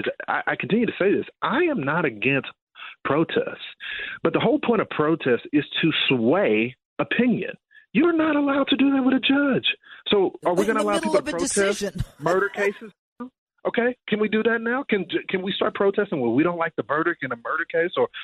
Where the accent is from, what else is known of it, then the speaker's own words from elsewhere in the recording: Texas, United States; my home state of Texas